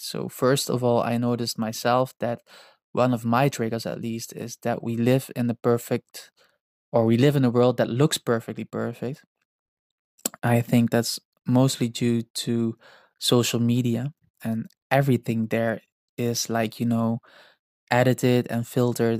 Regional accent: Netherlands; English is a second language; I am not an English native speaker. I am Dutch and partly Indonesian

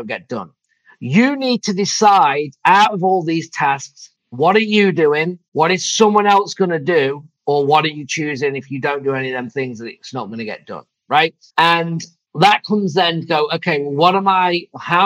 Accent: England, United Kingdom; also born or lived in Phoenix / Michigan; now in Savannah, Georgia, United States; I'm from England

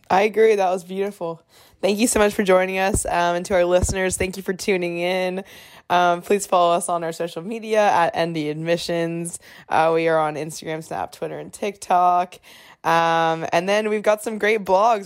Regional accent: South Carolina, United States; moved away as an adult; now in South Bend, United States; I'm from South Carolina

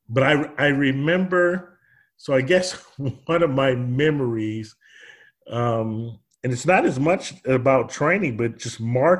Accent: Chester, Pennsylvania, United States; moved away; I'm from Chester, Pennsylvania, originally.

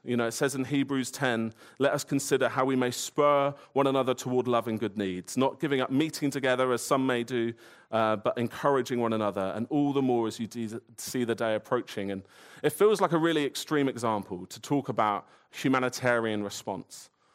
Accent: Woking, South East England, United Kingdom; I grew up in Woking, which isn't paradise

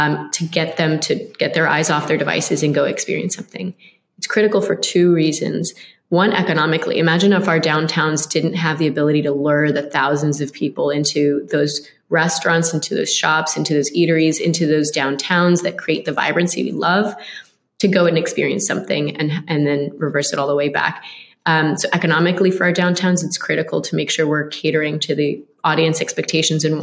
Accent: Boca Raton, Florida, United States; a Boca Ratonian that was born and raised, well, not quite born. They didn't have a maternity ward then, but raised

